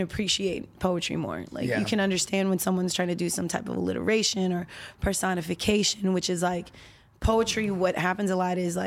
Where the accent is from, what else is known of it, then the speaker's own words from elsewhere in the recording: Orlando, Florida, United States; I'm from Orlando